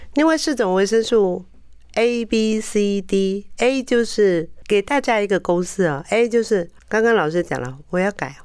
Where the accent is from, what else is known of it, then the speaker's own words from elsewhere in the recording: Taiwan; 我们台湾人的保养习惯